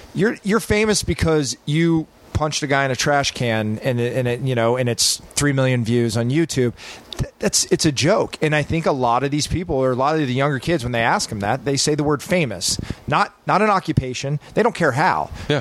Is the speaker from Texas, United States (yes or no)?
yes; Texas, United States; We grew up in Texas.